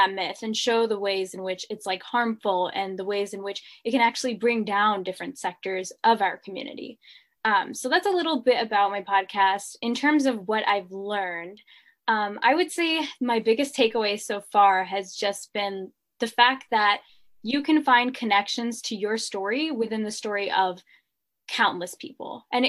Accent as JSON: {"language": "English", "town": "Chicago", "region": "Illinois", "country": "United States", "tie": "born or raised there", "said": "my experience growing up in Chicagoland and living in Chicago and studying in Illinois"}